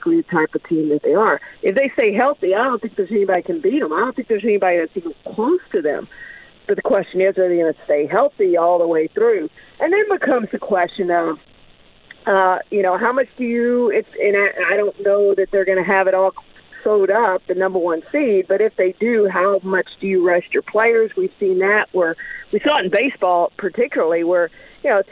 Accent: Houston, Texas, United States; moved away; I grew up in the Houston area

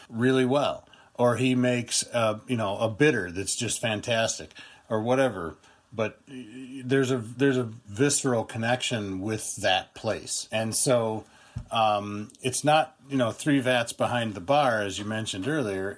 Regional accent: United States; as an American

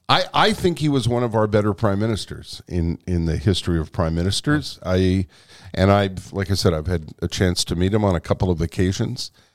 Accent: Canada; as a Canadian

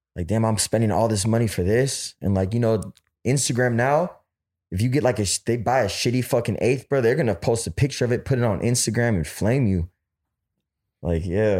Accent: Oakland, California, United States; I'm from Oakland

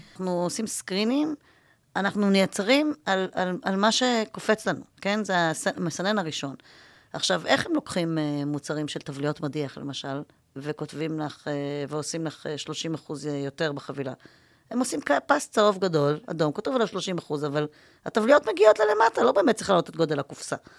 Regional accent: Israel; also born or lived in New York, United States

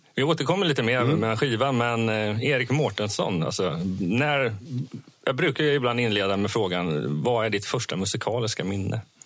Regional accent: Vimmerby, Kalmar County, Sweden; moved away; jag, brukar säga att jag är uppvuxen i Vimmerby. Jag är inte född där, men jag är uppvuxen där.

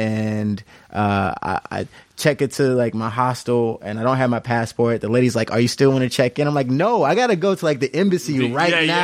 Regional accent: United States; I'm an American

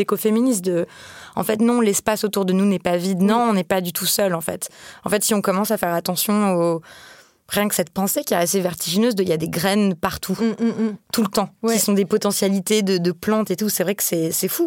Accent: France; quand on est française

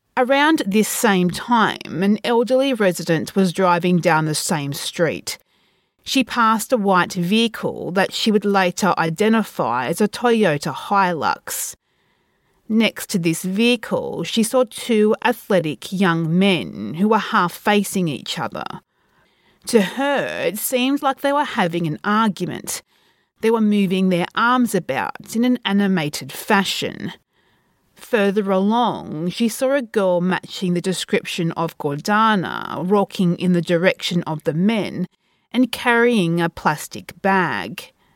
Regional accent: Australia; from my hometown

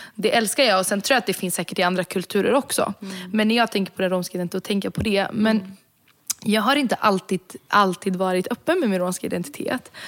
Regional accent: Sweden; jag är född och uppvuxen i Sverige

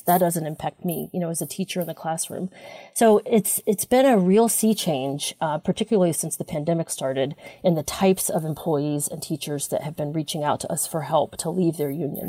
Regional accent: South Carolina, United States; moved away; also born or lived in California; I, I worked for many years in California, but I was raised in South Carolina

